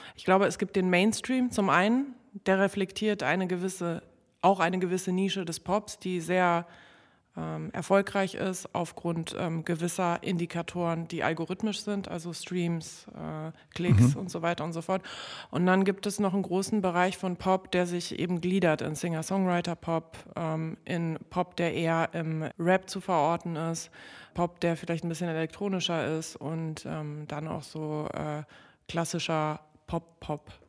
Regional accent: Berlin, Germany; also born or lived in Warsaw; Ich komme nun mal aus äh, Gropiusstadt und äh, als ich dort äh, aufgewachsen bin

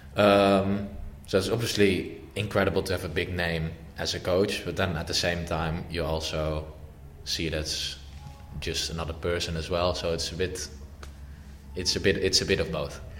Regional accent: Amsterdam, North Holland, Netherlands; moved away; I am born in Amsterdam as well, and my dad's from Amsterdam and my grandparents, I'm from Amsterdam. So obviously, like, you're raised with that kind of history anyway

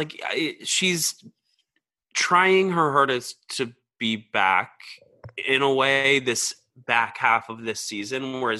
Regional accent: the South, United States; I'm from the South.

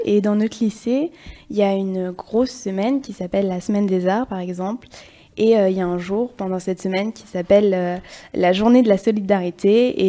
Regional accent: Limoges, Nouvelle-Aquitaine, France; moi je viens de Limoges

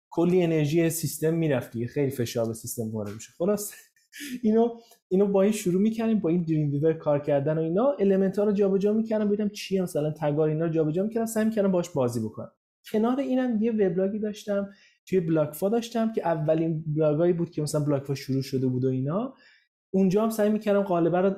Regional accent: Zanjan, Zanjan Province, Iran; also born or lived in Tehran; متولد تهران هستم ولی به خاطر شغل بابام توی زنجان بودم یعنی من مدت خیلی زیادی از زندگی من تو زنجان در واقع زندگی کردم

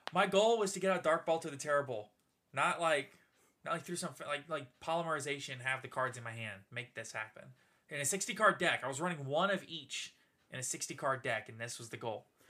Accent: New Orleans, Louisiana, United States; we're from Louisiana, and I'm from New Orleans originally

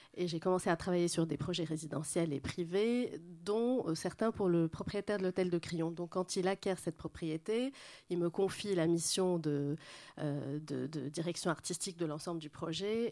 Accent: Lebanon; moved away; also born or lived in Paris, France; mon éducation moyenne-orientale, plutôt libanaise

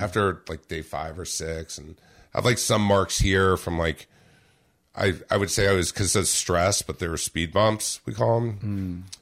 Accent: Orange County, California, United States; I grew up in Orange County, California

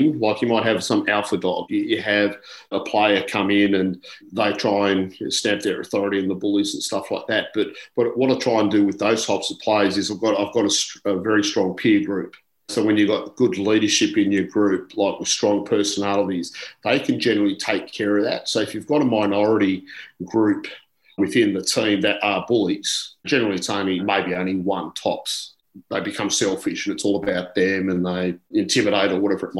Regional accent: Canberra, Australian Capital Territory, Australia; I grew up in Canberra

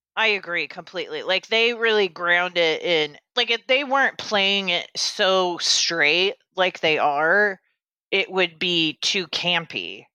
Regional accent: Bethany, Missouri, United States; I grew up in Bethany, Missouri

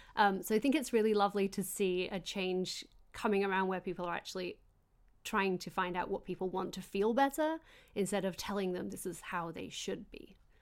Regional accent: Yorkshire and the Humber, United Kingdom; I'm from Yorkshire

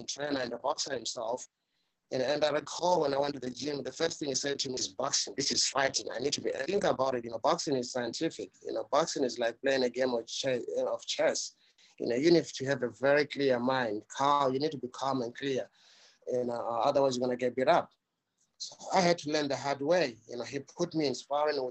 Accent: South Africa; what I experienced, you know, growing up in South Africa

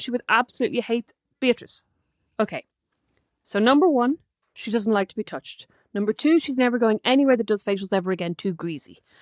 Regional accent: Dublin, Leinster, Ireland; also born or lived in Galway; I grew up in Dublin

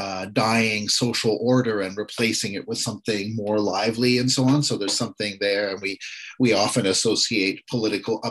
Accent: Ottawa, Ontario, Canada; growing up in Ottawa in the 70s

